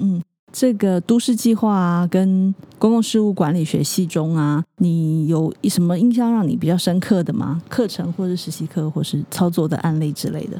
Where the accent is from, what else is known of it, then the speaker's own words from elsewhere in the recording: Keelung, Taiwan; moved away; 我是基隆人